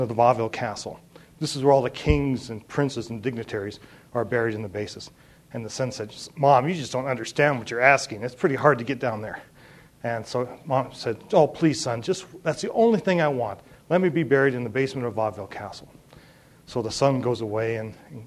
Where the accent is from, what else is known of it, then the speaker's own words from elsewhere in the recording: Three Forks, Montana, United States; moved away as an adult; also born or lived in Europe; I grew up in Three Forks